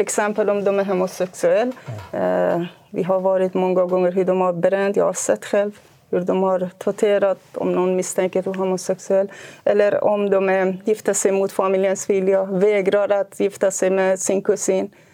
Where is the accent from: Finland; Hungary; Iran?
Iran; Kurdistan; moved away as an adult; now in Sweden; Jag är född i Kurdistan i Iran. Jag har växt upp med här kulturen. Flyttade hit till Sverige 1993.